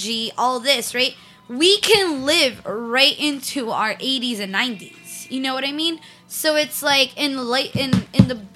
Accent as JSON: {"language": "English", "country": "United States", "said": "We're all first generation. Americans."}